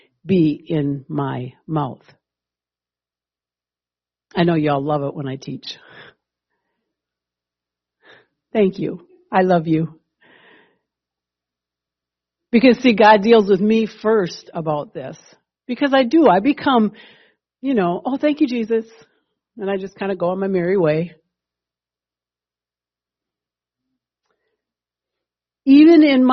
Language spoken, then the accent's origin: English; Wisconsin, United States; I'm a Midwesterner. I'm a Wisconsinite through and through